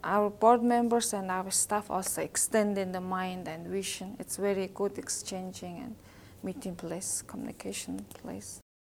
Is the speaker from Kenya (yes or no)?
no; Mongolia; I am from Mongolia